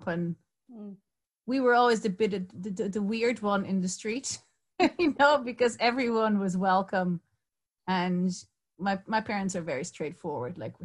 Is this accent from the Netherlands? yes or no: yes; Netherlands; also born or lived in Barcelona; now in Cork, Ireland; I'm from the Netherlands